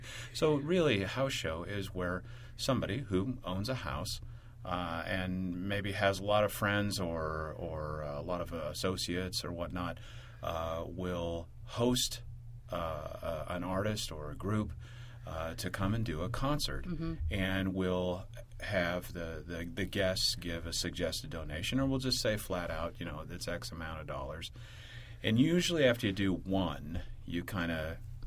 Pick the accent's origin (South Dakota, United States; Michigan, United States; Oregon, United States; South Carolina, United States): Oregon, United States; I'm from Oregon